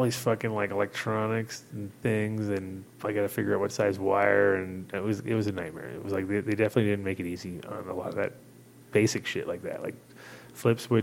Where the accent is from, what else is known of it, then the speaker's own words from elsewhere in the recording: New York, United States; moved away; also born or lived in Amsterdam; I'm like, oh, New York